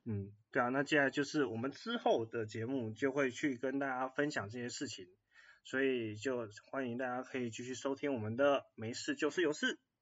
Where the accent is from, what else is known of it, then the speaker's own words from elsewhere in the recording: Taiwan; 我们台湾人确实某部分媒体素养的教育，我们这个年代是没有这种课的